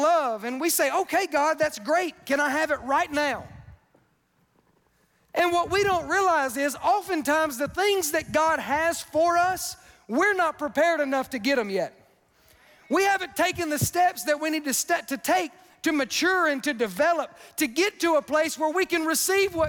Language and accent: English; Wiggins, Mississippi, United States; I'm from Wiggins, Mississippi.